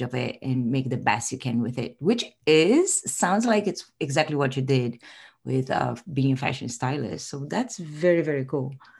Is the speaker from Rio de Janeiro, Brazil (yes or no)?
yes; Rio de Janeiro, Brazil; moved away; I'm originally from Rio de Janeiro, so I'm Brazilian